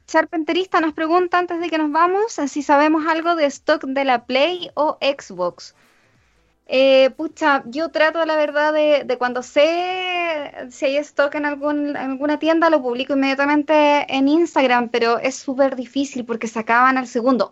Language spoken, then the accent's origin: Spanish; Chile; nosotros que somos chilenos y somos tan poquitos